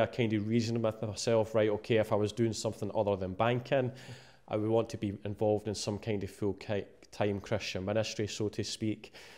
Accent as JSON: {"language": "English", "town": "Musselburgh", "region": "Scotland", "country": "United Kingdom", "tie": "born or raised there", "said": "I grew up in a town called Mosselboro, eh, just outside Edinburgh"}